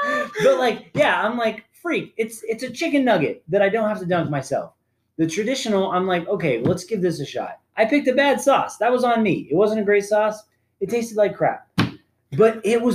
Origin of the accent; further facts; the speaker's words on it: Arizona, United States; I'm from Arizona